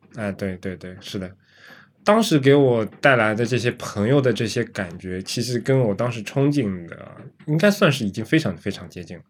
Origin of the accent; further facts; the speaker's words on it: Shanghai, China; 我们上海人